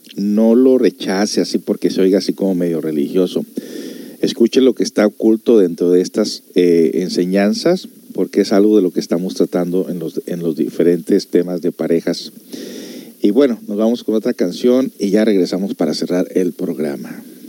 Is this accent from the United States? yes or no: yes; United States; yo me crecí aquí en Estados Unidos